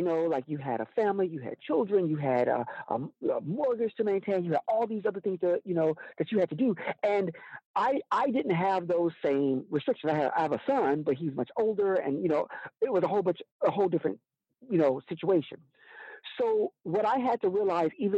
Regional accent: Alabama, United States; I'm from Alabama.

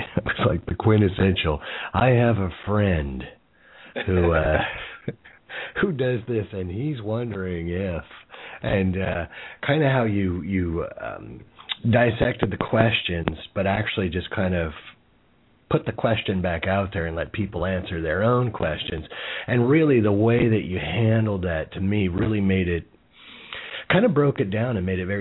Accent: Jersey City, New Jersey, United States; I was born next door in Jersey City, which is even more of a garden spot in the Garden State

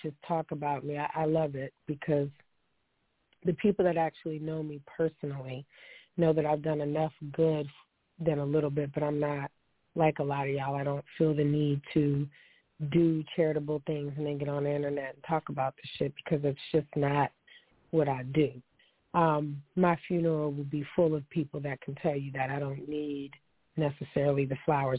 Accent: Niagara Falls, New York, United States; I hail from Niagara Falls.

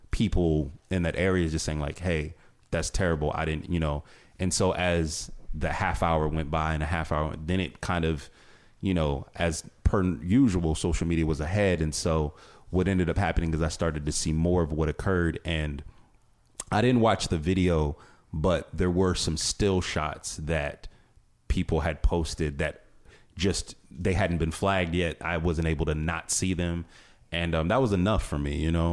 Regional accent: Northeast Ohio, United States; I'm originally from this area. I'm born and raised in Northeast Ohio

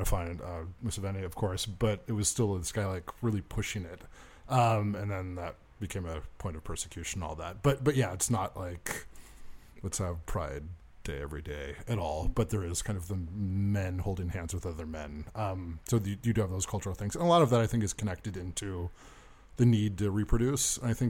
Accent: United States; moved away as an adult; also born or lived in Rwanda; because I was born in the America lands.

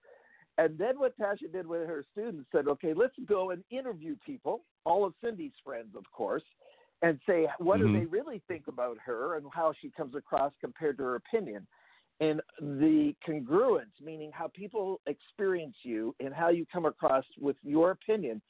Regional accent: Abbotsford, British Columbia, Canada; also born or lived in Vancouver, Canada; Actually born in the city of Abbotsford

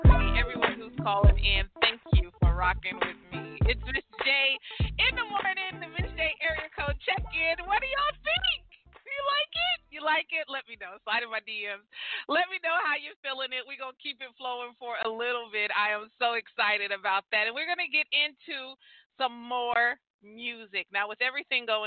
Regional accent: California, United States; moved away as an adult; also born or lived in Atlanta, Georgia; I was born and raised in California, but immediately after high school, I moved to Atlanta, Georgia, and that's where I lived for all of my adult life.

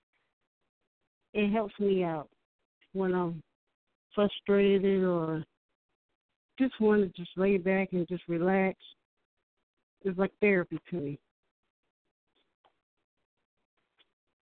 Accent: Newport News, Virginia, United States; I'm from Newport News, Virginia

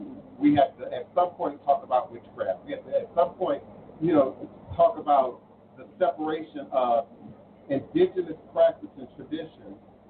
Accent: Maryland, United States; also born or lived in Illinois; now in Louisiana, United States; I was born in Illinois. I grew up in Maryland. I've been in Louisiana for over 25 years.

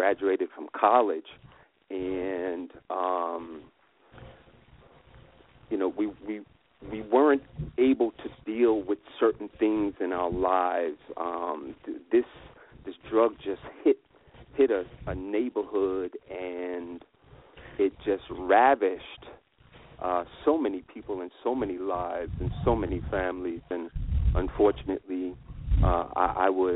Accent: New York, United States; I am a New Yorker, and I was born in New York.

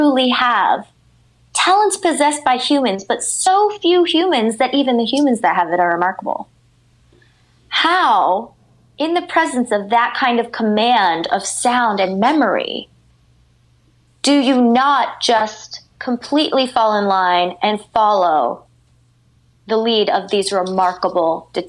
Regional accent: Canada; Well, I can't be racist. I'm Canadian.

